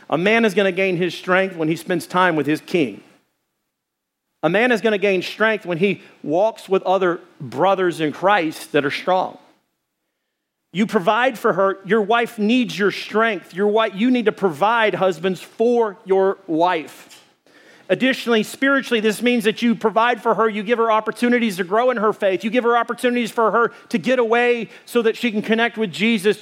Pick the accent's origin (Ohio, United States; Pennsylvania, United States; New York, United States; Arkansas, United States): Arkansas, United States; I'm from Arkansas